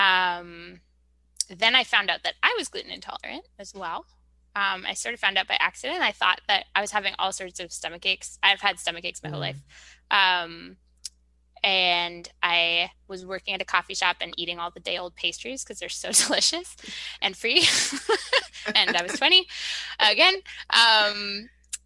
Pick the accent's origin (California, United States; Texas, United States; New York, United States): New York, United States; moved away; I'm a New Yorker